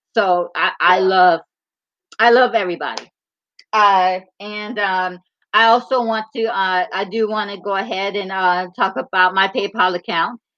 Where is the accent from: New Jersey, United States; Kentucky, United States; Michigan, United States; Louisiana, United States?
Michigan, United States; we are we're both from Michigan